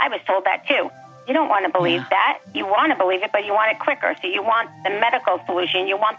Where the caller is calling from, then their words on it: Smithtown, New York, United States; I was the … from Smithtown who a couple weeks ago was chatting with her husband and didn't hear you.